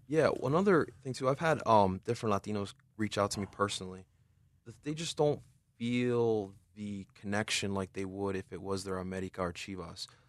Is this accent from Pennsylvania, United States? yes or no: yes; Philadelphia, Pennsylvania, United States; I was raised here in Philadelphia